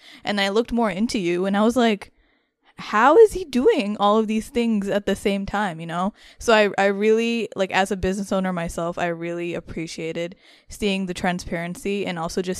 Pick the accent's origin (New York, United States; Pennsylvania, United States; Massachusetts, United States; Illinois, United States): New York, United States; New York City; I grew up in New York. I was born and raised here.